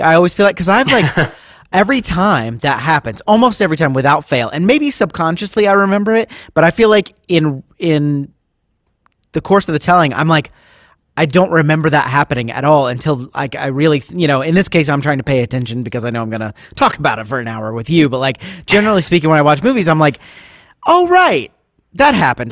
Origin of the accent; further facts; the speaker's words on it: Ohio, United States; now in Nashville, United States; So I grew up in the Midwest.